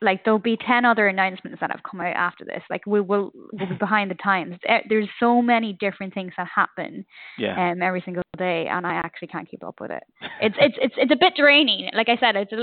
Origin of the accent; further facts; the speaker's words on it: Ireland; I'm Irish.